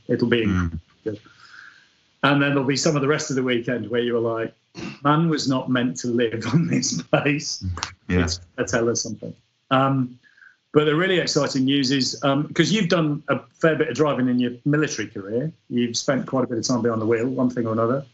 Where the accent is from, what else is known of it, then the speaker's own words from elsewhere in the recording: Yorkshire and the Humber, United Kingdom; I'm, I'm a Yorkshireman